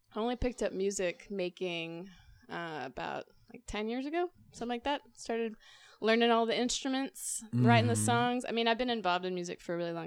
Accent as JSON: {"language": "English", "town": "Poetry", "region": "Texas", "country": "United States", "tie": "born or raised there", "said": "I was born a long time ago. I grew up in Poetry, Texas"}